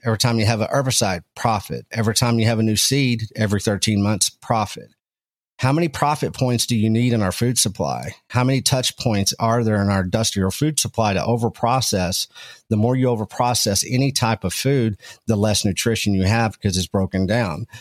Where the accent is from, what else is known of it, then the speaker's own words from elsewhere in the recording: Texas Panhandle, United States; I come from small town Texas, uh, up in the Texas Panhandle. I was raised around agricultural and ranching